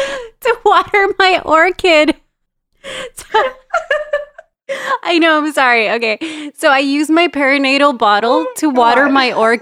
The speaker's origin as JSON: {"language": "English", "town": "Los Angeles", "region": "California", "country": "United States", "tie": "born or raised there", "also_born_or_lived": "El Salvador", "said": "I live in the suburbs. I'm raising two bicultural children. I'm from El Salvador, but grew up in Los Angeles in a very traditional Latin household."}